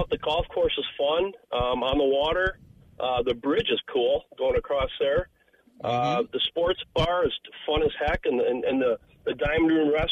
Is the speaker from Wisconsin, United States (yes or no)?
yes; Marinette, Wisconsin, United States; moved away; I'm from Marinette originally